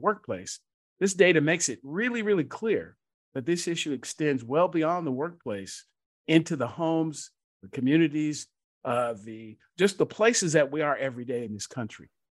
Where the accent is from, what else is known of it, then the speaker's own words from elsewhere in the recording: Georgia, United States; my home state of Georgia